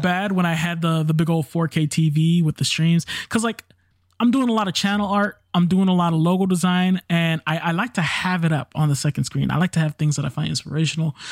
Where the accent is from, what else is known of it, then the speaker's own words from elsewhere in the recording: New York City, New York, United States; I'm from the Bronx. I'm black and Puerto Rican, so I am the universal minority